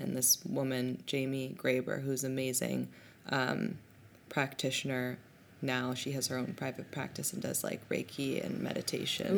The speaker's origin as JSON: {"language": "English", "country": "Hong Kong", "tie": "born or raised there", "also_born_or_lived": "Berlin, Germany", "moved": "yes", "lives_now": "New York City, United States", "said": "I was born in Hong Kong"}